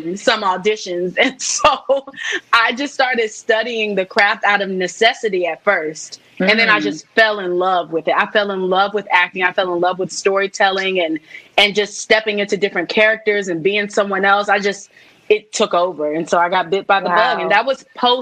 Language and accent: English; Laurel, Maryland, United States; also born or lived in Atlanta, Georgia; now in New York City, United States; I'm from Laurel